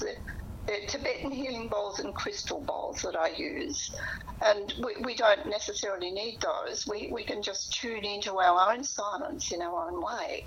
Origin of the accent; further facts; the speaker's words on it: Portland, Victoria, Australia; I come from Portland in the Western District.